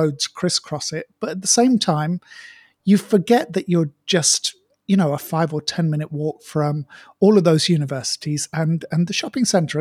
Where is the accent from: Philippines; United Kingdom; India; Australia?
United Kingdom; now in Malaysia; I've spent a bit more time back in the UK in my hometown this year